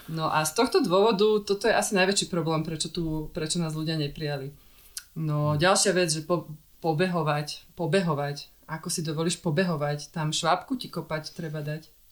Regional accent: Bratislava, Bratislava Region, Slovakia; Ja som si myslela, že nás nebudú chcieť prijať, lebo sme z Bratislavy

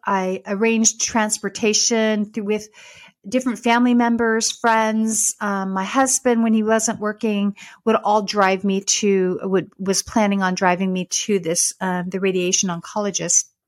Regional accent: Dixon, California, United States; moved away as an adult; now in Texas, United States; I was from Northern California, lived in this very small town called Dixon

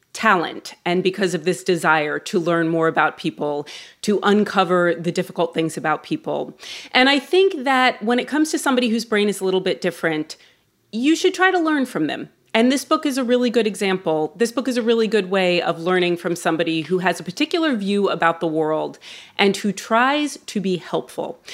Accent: New York, United States; as a New Yorker

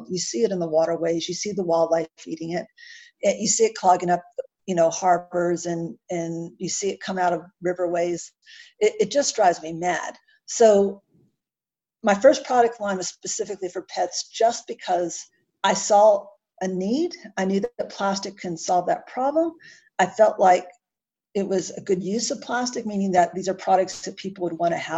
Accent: United States; accent: American; now in Canberra, Australia; my American accent

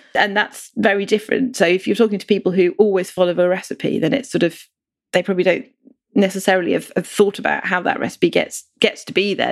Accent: India; now in United Kingdom; I grew up in India

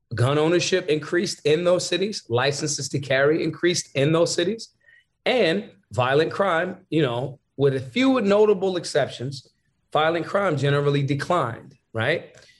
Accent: Philadelphia, Pennsylvania, United States; I'm from Philly.

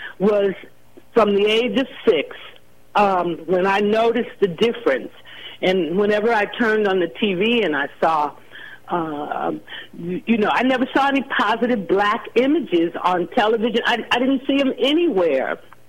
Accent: Los Angeles, California, United States; I grew up in Los Angeles. I must say I had a very beautiful childhood because the area that we moved in, it was rural at that time. So there were a lot of ponds and cows

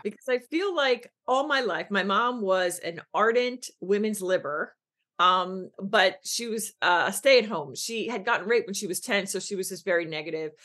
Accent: Philadelphia, Pennsylvania, United States; I'm born and raised on the East in Philly

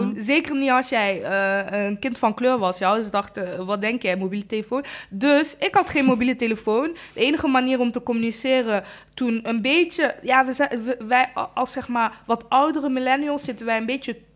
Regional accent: Rwanda; En eigenlijk een groot gedeelte van ehm, de plek waar mijn ouders vandaan komen in Rwanda. Ik kom uit Rwanda.

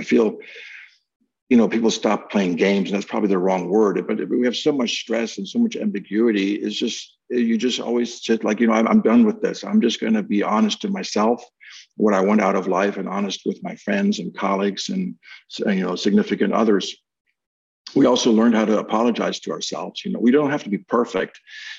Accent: Philadelphia, Pennsylvania, United States; I never thought of myself as really saying that, you know, I'm from Old City, Philadelphia.

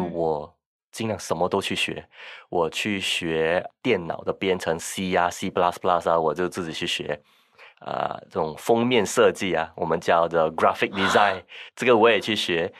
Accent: Singapore; 我来自新加坡

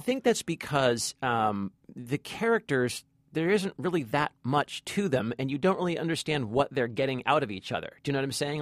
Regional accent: Long Beach, California, United States; in my hometown, by the way. This is all filmed in Long Beach, California

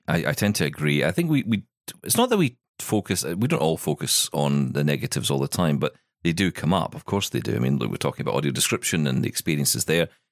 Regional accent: Scotland, United Kingdom; I'm Scottish

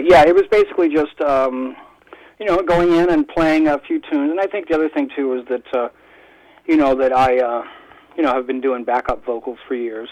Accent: Toronto, Ontario, Canada; moved away; also born or lived in Hawaii; I was born in Toronto

